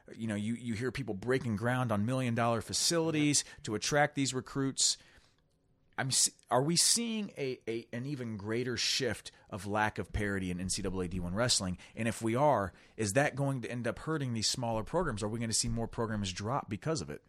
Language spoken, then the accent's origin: English; Dayton, Ohio, United States; we're from Dayton, Ohio. There's a, a school here called Wright